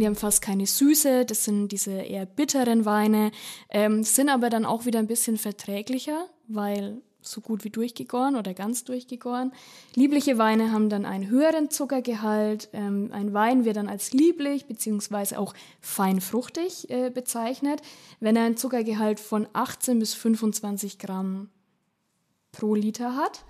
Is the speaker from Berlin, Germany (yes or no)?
no; Upper Franconia, Bavaria, Germany; ich komme ja aus Oberfranken